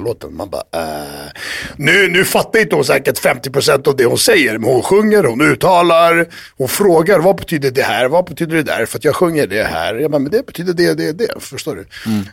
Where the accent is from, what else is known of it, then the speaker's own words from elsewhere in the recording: Sweden; moved away; kan fortfarande rösta, jag är fortfarande svensk